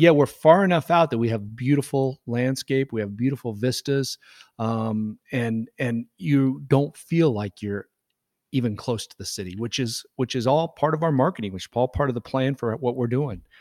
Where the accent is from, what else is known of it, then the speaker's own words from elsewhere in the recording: Nebraska, United States; born and raised in Nebraska